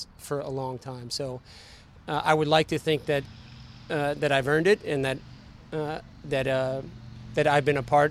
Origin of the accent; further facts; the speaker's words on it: Laurel, Maryland, United States; moved away; I'm from Lowell, Maryland